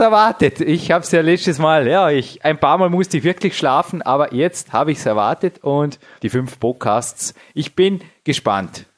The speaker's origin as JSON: {"language": "German", "country": "Austria", "said": "als Österreicher"}